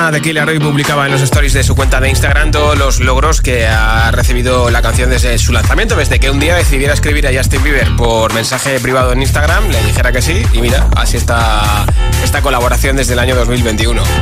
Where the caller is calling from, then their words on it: Gijón, Asturias, Spain; desde Gijón